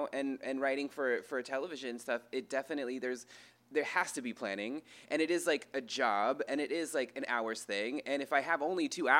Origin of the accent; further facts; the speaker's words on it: United States; I'm from an Indian reservation